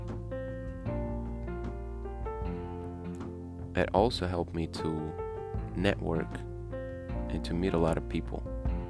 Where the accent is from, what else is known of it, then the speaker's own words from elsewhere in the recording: Russia; Growing up in Russia has been fun.